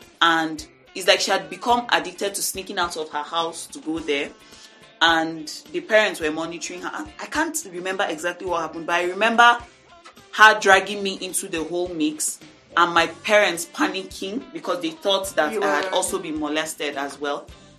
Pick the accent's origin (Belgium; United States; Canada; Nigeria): Nigeria; Dogondose; born there; I was born in Dogondose, in a government quarters, you know, this upstairs building that you have.